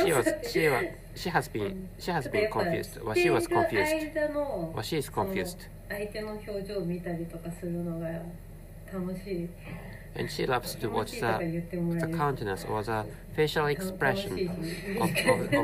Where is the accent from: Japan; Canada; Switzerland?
Japan; first language Japanese; English is a second language; I'm a Japanese person, and my mother tongue is Japanese, and which is why I'm really bad at speaking English